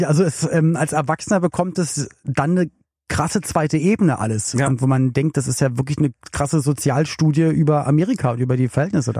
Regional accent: Berlin, Germany; now in Cologne, Germany; ich komme ja aus Berlin und lebe in Köln

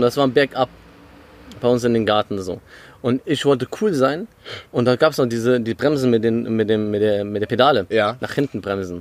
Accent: Krombach, Germany; moved away; ich bin in Krombach aufgewachsen.

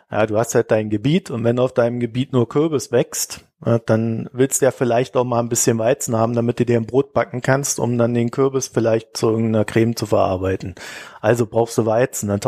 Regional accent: East Germany, Germany; ja, ihr wisst ja, ich komme ja aus der DDR. Wir hatten ja immer Bananenmangel.

